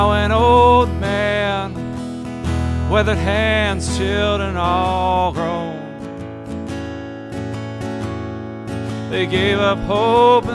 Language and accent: English; California, United States; moved away as an adult; I'm originally from California and moved out here about in 96 with work.